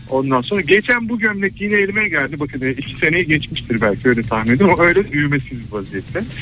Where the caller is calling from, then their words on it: Istanbul, Turkey; … ben İstanbul'dan.